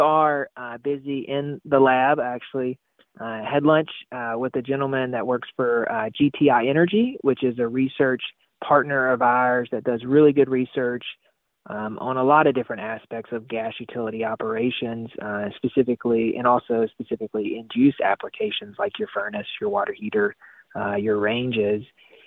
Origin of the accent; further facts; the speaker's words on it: Mississippi, United States; which I'm from Mississippi. I love butter just as much as the next person.